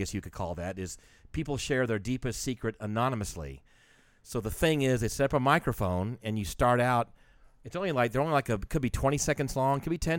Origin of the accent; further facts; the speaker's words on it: Atlanta, Georgia, United States; I'm from Atlanta, so.